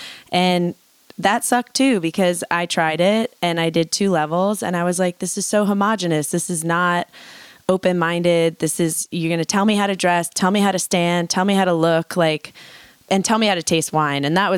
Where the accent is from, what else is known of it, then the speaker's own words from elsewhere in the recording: New York City, New York, United States; I mean, I grew up in New York City, which was amazing